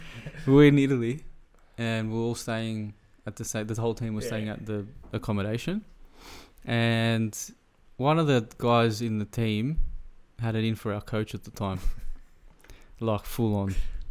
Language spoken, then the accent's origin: English; Australia; moved away; I'm from Australia as well?